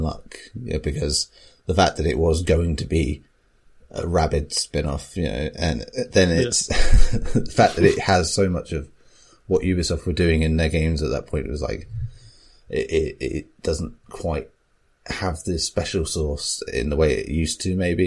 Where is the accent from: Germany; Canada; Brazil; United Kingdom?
United Kingdom; England; I'm from South